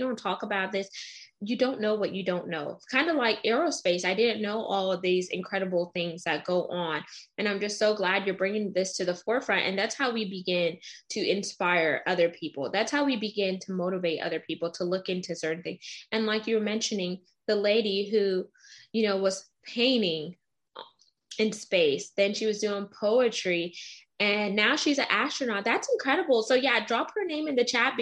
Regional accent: Texas, United States; we're both from Texas

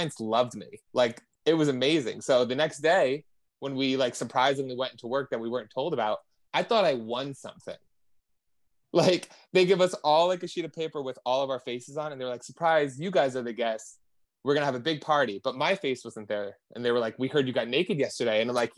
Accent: New Jersey, United States; I'm from New Jersey.

